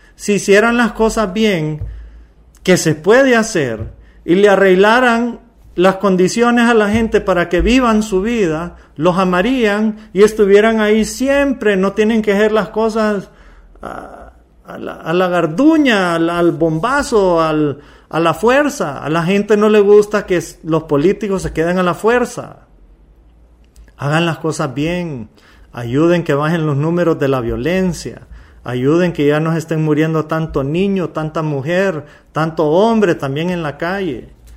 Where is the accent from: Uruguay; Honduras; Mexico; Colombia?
Honduras; Yo soy un hondureño más